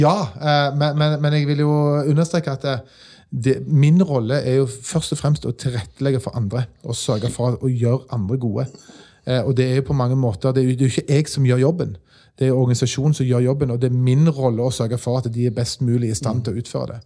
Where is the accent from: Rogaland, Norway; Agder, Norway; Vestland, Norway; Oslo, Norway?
Rogaland, Norway; Stavanger; Jeg er fra Stavanger